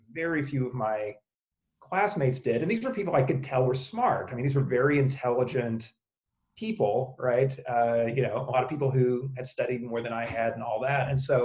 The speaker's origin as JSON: {"language": "English", "region": "the Bible Belt", "country": "United States", "tie": "born or raised there", "said": "growing up in the Bible Belt, I mean, the reality is, I mean, I was a public school kid all the way through"}